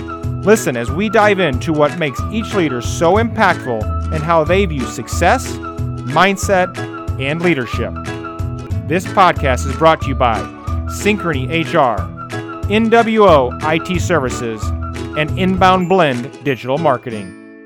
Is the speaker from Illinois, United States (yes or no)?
yes; Edwardsville, Illinois, United States; now in St. Louis, United States; I'm not necessarily a native of St. Louis. I mean, I grew up in Edwardsville, Illinois, so I guess I'm a native of the St. Louis metro area.